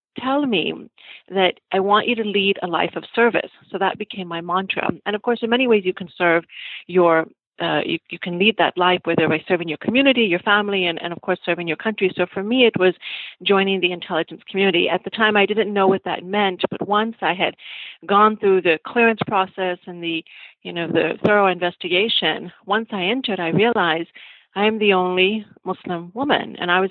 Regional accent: United States; also born or lived in Pakistan; as a child growing up in America

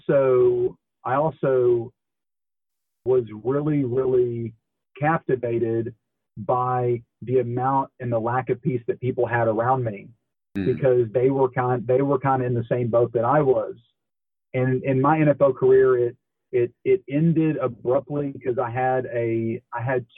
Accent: Dallas, Texas, United States; I'm from Dallas. I'm from the Dallas area

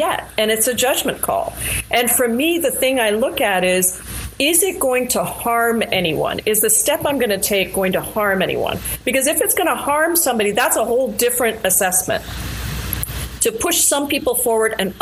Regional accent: India; now in United States; I'm from India originally, born in India

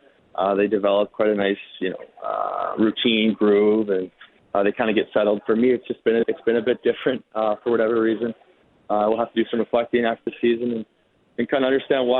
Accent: Cranbrook, British Columbia, Canada; moved away as an adult; also born or lived in Nelson, British Columbia; now in Calgary, Canada; Yeah, so I'm originally from – I was born in Cranbrook, obviously, but my family lives in Nelson, B.C.

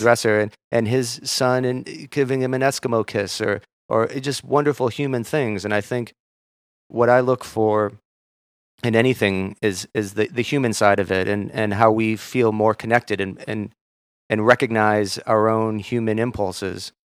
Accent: Minneapolis, Minnesota, United States; moved away; also born or lived in Maine; I'm from Minneapolis

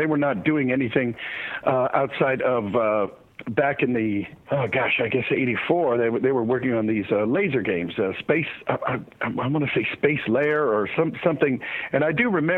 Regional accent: Youngstown, Ohio, United States; now in California, United States; I was born and raised in Youngstown, Ohio.

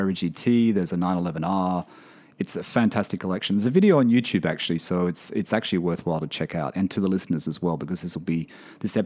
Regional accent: Australia; moved away; in my home country, Australia

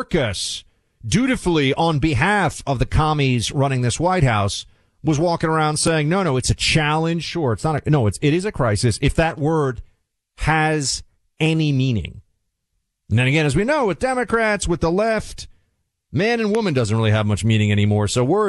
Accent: New York City, New York, United States; where I used to watch the occasional sporting event when I was growing up in New York City

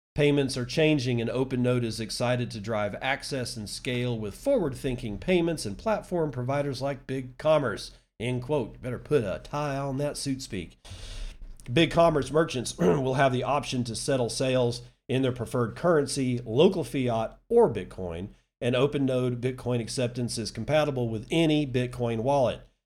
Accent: West Texas, United States; also born or lived in Permian Basin, Texas / Lubbock, Texas / High Plains, Texas; I'm from West Texas. I still live in, well, I live in the High Plains, but it's still considered West Texas, but I was actually born in, in the Permian Basin, which is about as West Texan as you get

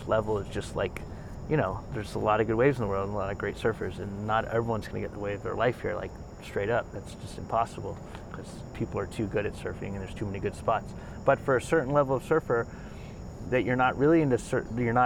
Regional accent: Miami, Florida, United States; moved away; I'm from Miami

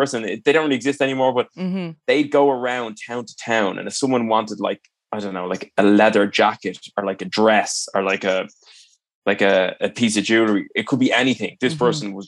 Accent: Ireland; I'm obviously Irish

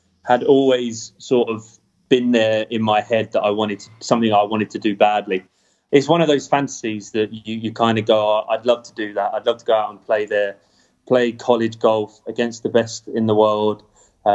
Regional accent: England, United Kingdom; now in United States; Moore Park was the top club in my county

